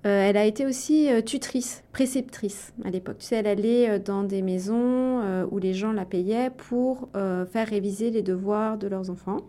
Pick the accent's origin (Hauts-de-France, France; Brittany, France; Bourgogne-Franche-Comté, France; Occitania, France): Bourgogne-Franche-Comté, France; Le Creusot; also born or lived in Chambéry, Savoie; j'ai vécu en Bourgogne une grande partie euh, de mon enfance, au Creusot pour être précis